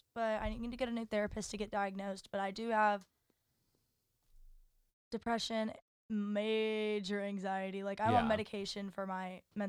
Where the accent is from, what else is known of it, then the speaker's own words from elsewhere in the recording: Dallas, Texas, United States; I'm from Dallas.